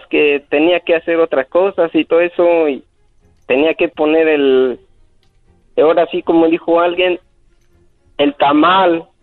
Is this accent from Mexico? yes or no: no; Guatemala; De Guatemala.